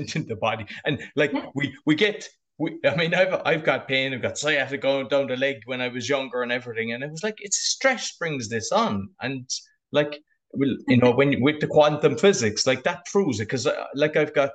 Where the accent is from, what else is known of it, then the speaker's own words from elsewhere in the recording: Ireland; accent: Irish; my Irish accent